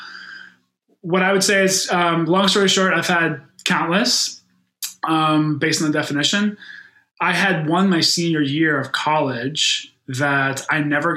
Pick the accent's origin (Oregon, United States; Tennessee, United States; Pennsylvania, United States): Pennsylvania, United States; Pittsburgh; moved away as an adult; also born or lived in Chicago; In Western Pennsylvania, in Pittsburgh, where I grew up, football is really king